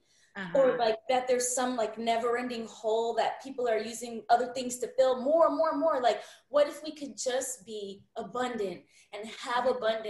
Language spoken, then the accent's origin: English; United States; What I love about being American is the hope.